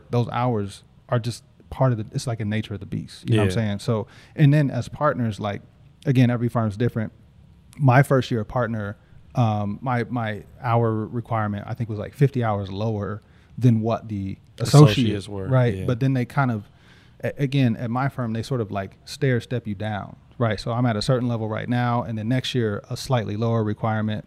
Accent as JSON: {"language": "English", "town": "Indianapolis", "region": "Indiana", "country": "United States", "tie": "born or raised there", "said": "I'm from Indianapolis."}